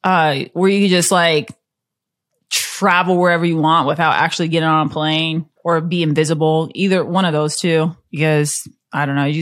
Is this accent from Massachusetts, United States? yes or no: no; Iowa, United States; Since I'm from Iowa, I would get destroyed if I said anything but Drake relays.